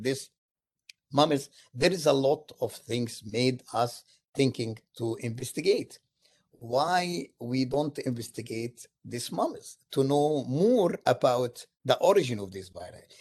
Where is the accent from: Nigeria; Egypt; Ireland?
Egypt; moved away as an adult; now in United States; I am from Egypt originally